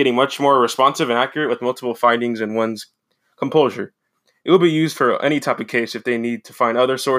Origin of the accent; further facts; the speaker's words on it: New England, United States; also born or lived in Canada / Boston, United States; now in Berkeley, United States; I was born in Canada. Then I moved to New England as a child. And I'm currently a police officer in Berkeley, California.